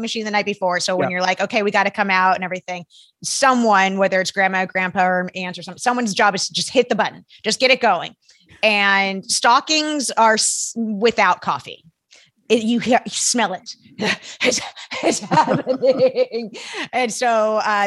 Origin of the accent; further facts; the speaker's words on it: Arizona, United States; we may have gone back east to where my parents are from, because I grew up in Arizona